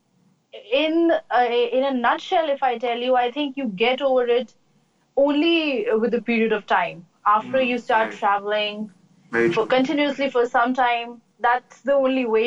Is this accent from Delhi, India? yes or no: yes; Delhi, India; I am from Delhi